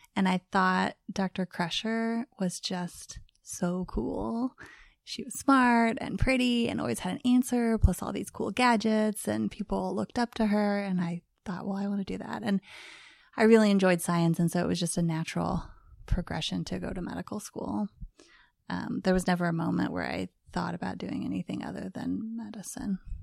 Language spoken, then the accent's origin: English; Missouri, United States; moved away; We are in my home right now in Parkville, Missouri, um, which is not too far where I grew up. I'm a native Missourian